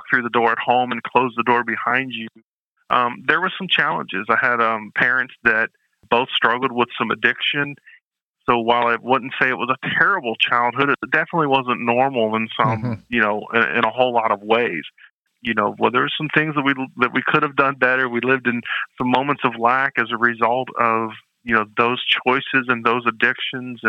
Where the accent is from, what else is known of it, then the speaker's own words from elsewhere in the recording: Canton, Ohio, United States; moved away; I'm from Canton, Ohio, originally home of the Pro Football Hall of Fame.